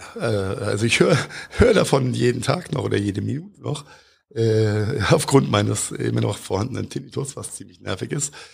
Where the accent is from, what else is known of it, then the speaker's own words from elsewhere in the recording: Mainz, Rhineland-Palatinate, Germany; als Mainzer